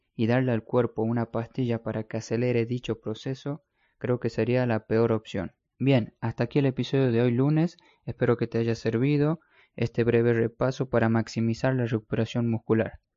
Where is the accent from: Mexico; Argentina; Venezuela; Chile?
Argentina; also born or lived in Spain; en mi país, en Argentina